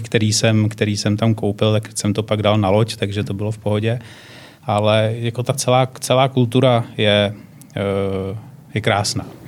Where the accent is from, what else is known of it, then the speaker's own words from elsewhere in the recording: Czechia; jako Češi